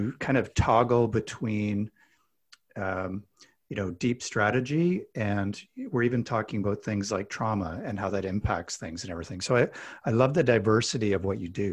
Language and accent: English; Alberta, Canada; I grew up in Alberta, Canada, which is kind of like Texas mixed with Colorado